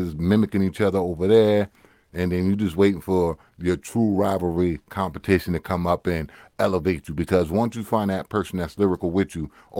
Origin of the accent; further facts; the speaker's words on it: New York City, New York, United States; I'm from East Flatbush from the 90s over that side. You know what I mean? Crown Heights, all that. I'm from over there. That's where I grew up